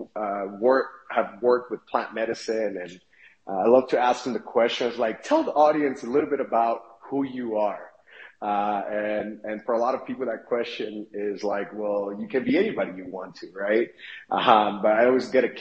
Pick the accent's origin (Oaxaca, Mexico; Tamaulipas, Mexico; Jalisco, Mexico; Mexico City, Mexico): Oaxaca, Mexico; my hometown of Oaxaca